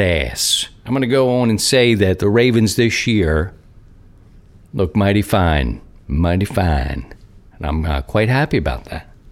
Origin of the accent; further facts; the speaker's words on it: Baltimore, Maryland, United States; now in Missouri, United States; I'm from Baltimore.